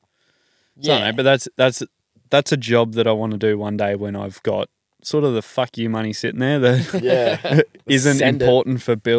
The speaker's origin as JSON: {"language": "English", "region": "New South Wales", "country": "Australia", "tie": "born or raised there", "moved": "yes", "lives_now": "Queensland, Australia", "said": "I've got some mates I grew up with in New South Wales"}